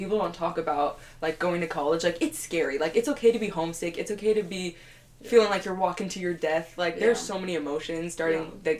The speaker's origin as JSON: {"language": "English", "region": "California", "country": "United States", "moved": "as an adult", "said": "I'm from California"}